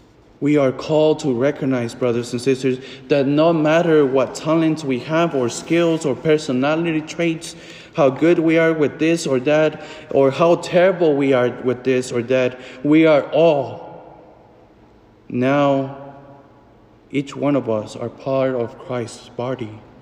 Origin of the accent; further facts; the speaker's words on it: Fort Smith, Arkansas, United States; The moment when I celebrated the first Mass in my hometown in Fort Smith